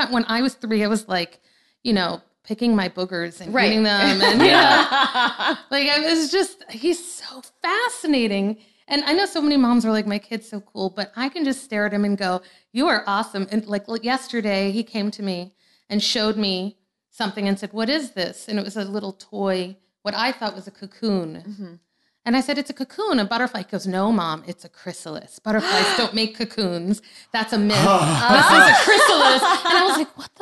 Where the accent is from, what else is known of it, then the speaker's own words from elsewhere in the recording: New Orleans, Louisiana, United States; moved away as an adult; also born or lived in Forest Hills, New York; I moved to New Orleans when I was 6 from Forest Hills.